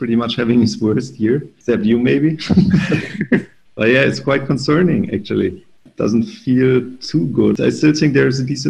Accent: Germany; in my hometown

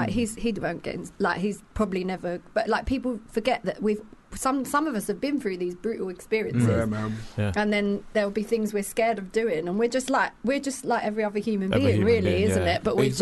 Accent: Islington, London, United Kingdom; Yeah, people keep telling me. It's like, I tell people I'm from Islington, and it's like, you're an Arsenal fan, right?

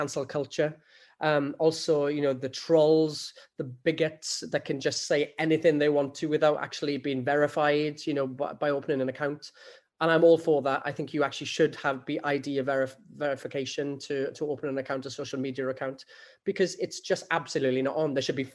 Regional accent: Rhondda Valley, Wales, United Kingdom; a young lad growing up in the Rhondda Valley

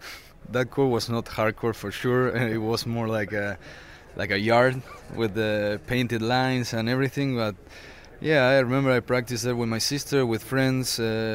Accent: Bahía Blanca, Buenos Aires Province, Argentina; English is a second language; I'm from Bahía Blanca. It's a small city south of Buenos Aires in Argentina.

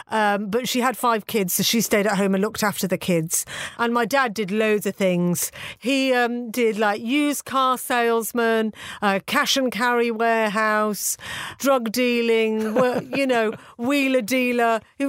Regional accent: Birmingham, West Midlands, United Kingdom; moved away; also born or lived in Manchester; when I was 8, 9, 10 years old, growing up in Birmingham.

